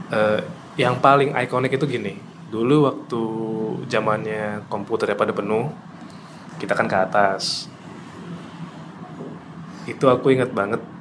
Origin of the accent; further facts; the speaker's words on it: Lamongan, East Java, Indonesia; now in Surabaya, Indonesia; dari kecil di Lamongan